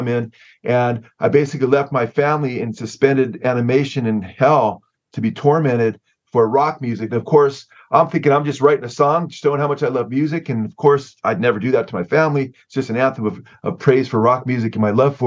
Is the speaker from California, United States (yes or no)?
yes; Southern California, United States; I was born and raised here in Southern California